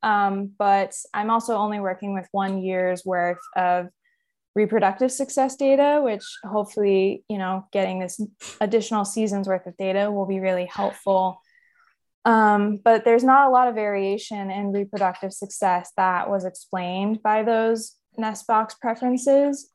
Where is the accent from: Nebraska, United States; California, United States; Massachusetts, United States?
California, United States; Central Valley; moved away as an adult; also born or lived in Humboldt, California; now in Arcata, United States; where I grew up in the Central Valley, that's about eight hours south of where I live and go to school now.